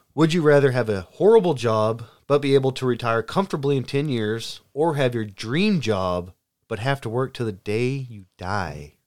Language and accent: English; the South, United States; I'm from the South